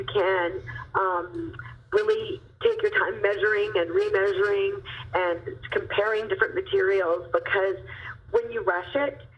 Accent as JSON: {"language": "English", "town": "Kelowna", "region": "British Columbia", "country": "Canada", "tie": "born or raised there", "said": "in Kelowna, British Columbia, which is really cool because that's my hometown"}